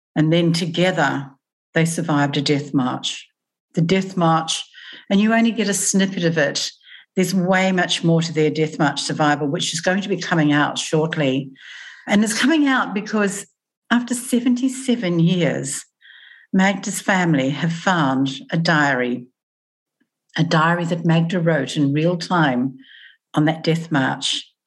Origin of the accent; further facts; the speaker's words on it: New Zealand; moved away as an adult; now in Australia; I moved from New Zealand to Australia.